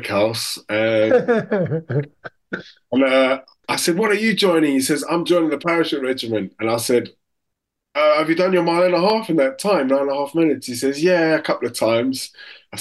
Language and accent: English; South Africa; moved away as an adult; now in United Kingdom; I lived in South Africa for 19 years